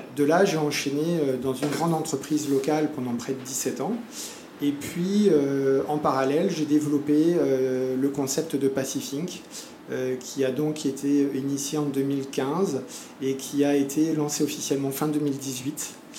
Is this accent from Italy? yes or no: no; France; moved away as an adult; also born or lived in Montpellier, France / Argentina; now in French Polynesia; je suis né en France, hein, j'ai fait ma scolarité en France